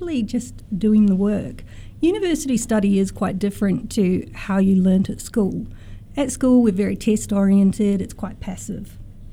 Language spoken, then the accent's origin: English; New Zealand; now in Australia; I'm originally a New Zealander